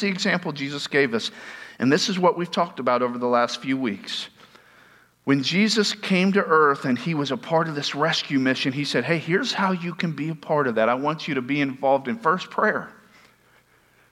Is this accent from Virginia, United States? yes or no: no; Tampa, Florida, United States; I'm from Tampa